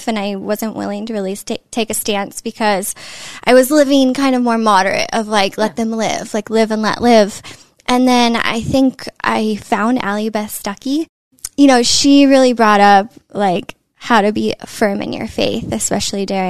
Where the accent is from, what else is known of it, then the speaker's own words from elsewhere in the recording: Northern California, United States; now in Los Angeles, United States; born and raised in California, Northern California.